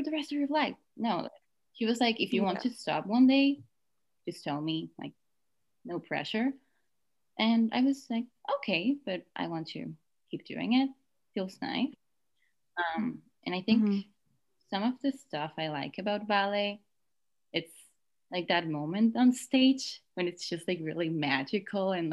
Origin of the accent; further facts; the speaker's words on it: Mérida, Yucatán, Mexico; moved away; I'm from Mexico, more specifically from Merida.